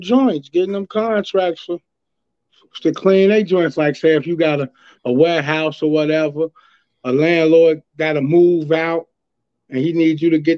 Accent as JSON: {"language": "English", "town": "Chicago", "region": "Illinois", "country": "United States", "tie": "born or raised there", "said": "Chi-Town, born and raised, Oak Hill Gardens"}